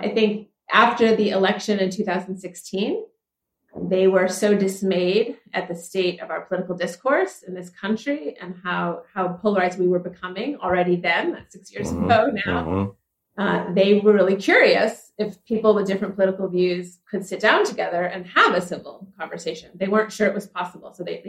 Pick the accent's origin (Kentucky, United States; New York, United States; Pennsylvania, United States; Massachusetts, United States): Massachusetts, United States; moved away as an adult; now in Tulsa, United States; Actually, originally from Massachusetts.